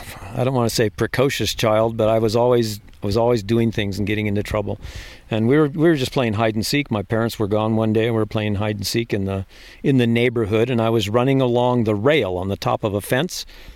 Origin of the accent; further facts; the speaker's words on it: Virginia, United States; also born or lived in San Diego, United States; I was a Navy brat until graduated high school in Virginia.